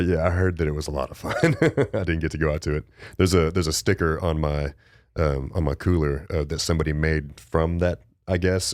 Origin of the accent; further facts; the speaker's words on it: West Texas, United States; I was born in West Texas, too, and it gets cold as shit out there